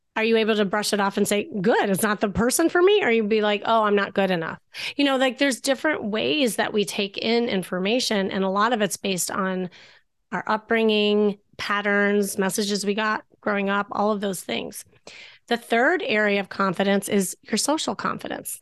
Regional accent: Chicago, Illinois, United States; moved away as an adult; now in Los Angeles, United States; I'm from Chicago and that's when I practiced being a therapist.

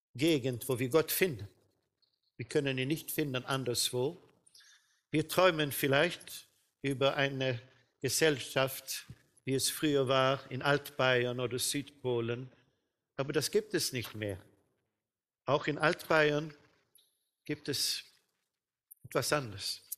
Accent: Sweden; bei uns in Schweden

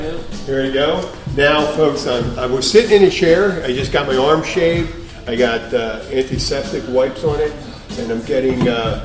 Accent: Philadelphia, Pennsylvania, United States; I'm from Philadelphia.

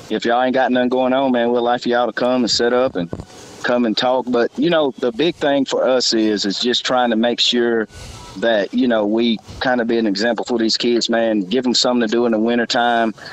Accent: Athens, Alabama, United States; moved away as an adult; I'm originally from Athens, moved away like 20 years ago

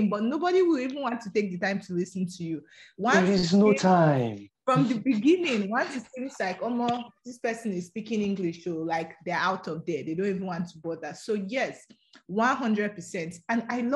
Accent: Edo, Nigeria; English is a second language; I'm from Edo State

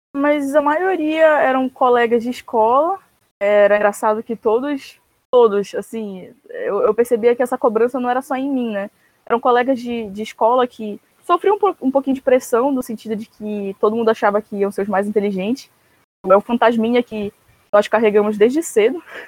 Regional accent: Belém, Pará, Brazil; sou de Belém do Pará, norte do país

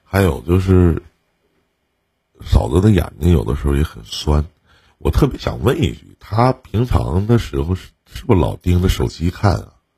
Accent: Northeast China, China; accent: Northeastern Mandarin; 我们东北话就有的时候也挺给

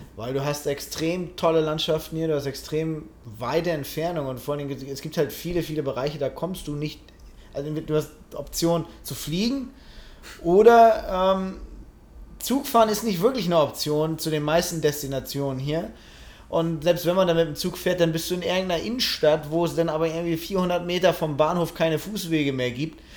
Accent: Germany; now in United States; ich als Deutsche

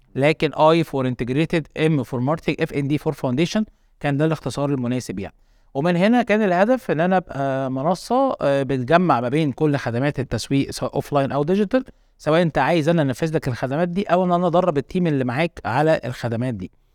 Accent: Egypt; also born or lived in Qatar; زي اي شباب مصري

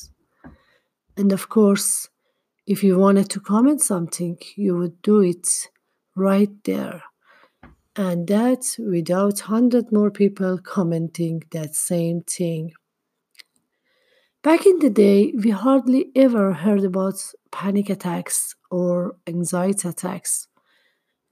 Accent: Tehran, Tehran Province, Iran; moved away; when I was younger and still lived in my hometown, Tehran

